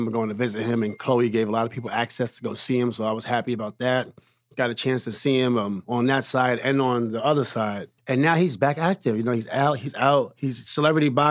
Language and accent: English; New York City, New York, United States; I was from Queens